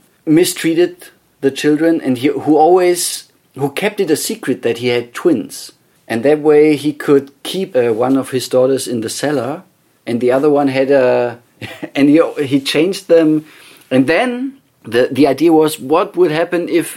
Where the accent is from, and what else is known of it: Bavaria, Germany; born or raised there; English is a second language; moved away